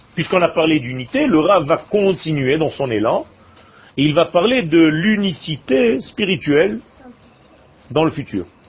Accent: Israel; je suis né en Israël. Il y avait rien quand je suis né

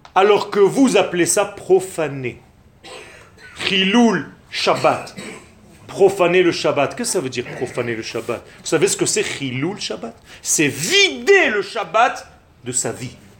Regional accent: Israel; French is a second language; Je suis né en Israël

